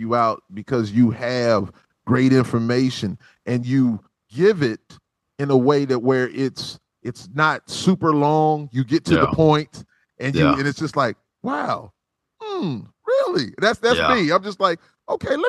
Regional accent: South Carolina, United States; I'm from South Carolina, so we have good barbecue here

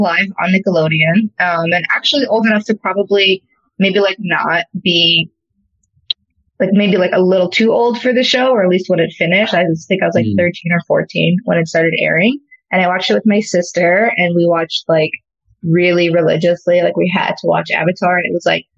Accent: Los Angeles, California, United States; I'm from Los Angeles. Grew up going to the beach

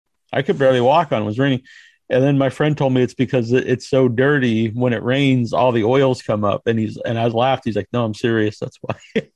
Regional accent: New England, United States; I grew up in New England

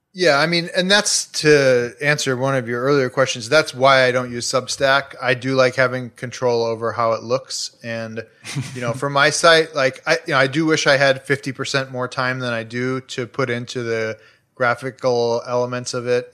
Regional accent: Chicago, Illinois, United States; now in Los Angeles, United States; I grew up in Chicago, like, two blocks from a twenty-four hour C T A, s, you know, the train, the Red Line

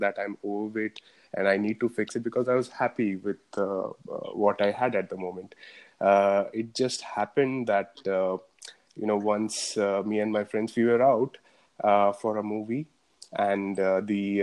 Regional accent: Bangalore, Karnataka, India; I'm from Bangalore, from India

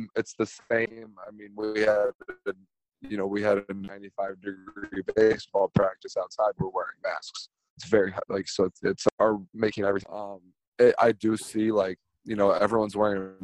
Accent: New York, United States; I grew up in New York.

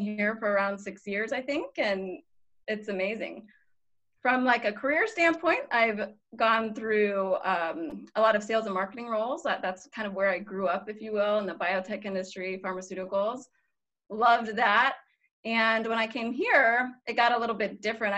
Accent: Colorado, United States; moved away as an adult; also born or lived in Boston / Southern California / Texas; now in Italy; I grew up in Colorado, but since university, I guess, after that, I just kind of moved around

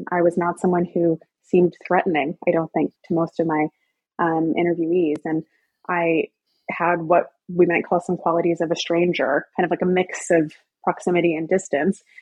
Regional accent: the South, United States; I'm, I'm from the South, I'm very familiar with the area

